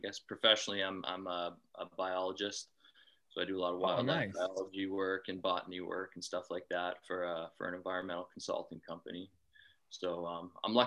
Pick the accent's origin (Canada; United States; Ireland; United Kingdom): Canada; southwestern Ontario; I'm from Ontario, Canada, in the southwest portion of the province